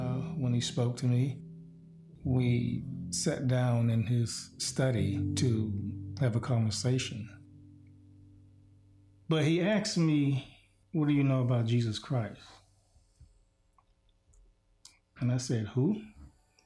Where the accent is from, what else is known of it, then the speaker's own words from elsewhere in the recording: Miami, Florida, United States; moved away as an adult; now in Lincoln, United States; I grew up in Miami-Dade County.